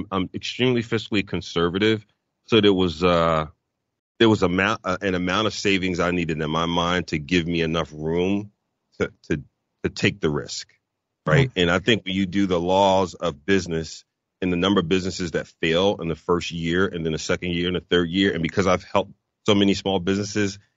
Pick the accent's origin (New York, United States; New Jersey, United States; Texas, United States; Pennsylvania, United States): Pennsylvania, United States; Philadelphia; moved away as an adult; also born or lived in Chicago / Dallas / Oklahoma; my wife and I were born and raised in Philadelphia. We had never moved before